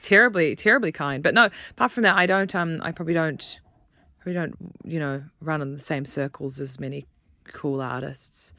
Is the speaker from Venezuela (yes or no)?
no; New Zealand; accent: New Zealand; now in United Kingdom; You can tell I'm from New Zealand from my accent